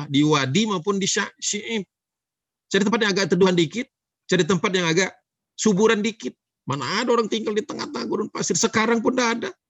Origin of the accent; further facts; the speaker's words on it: Java, Indonesia; Dia lupa ya saya orang Jawa.